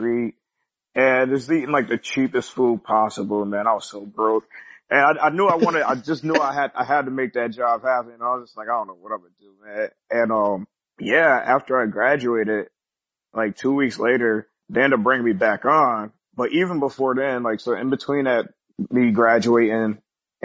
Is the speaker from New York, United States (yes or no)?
yes; Syracuse, New York, United States; in my hometown of Syracuse, New York